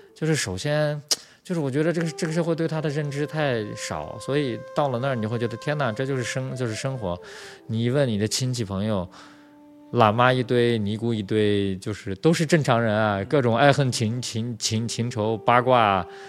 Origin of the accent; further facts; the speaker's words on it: Urumqi, Xinjiang, China; moved away as an adult; also born or lived in Beijing, China; now in Taiwan; 我出生长大在乌鲁木齐嘛，乌鲁木齐是新疆的，capital city，就是首府嘛叫，就是它的，那个地方三百多万人啊，比，比，比台北人口还要多啊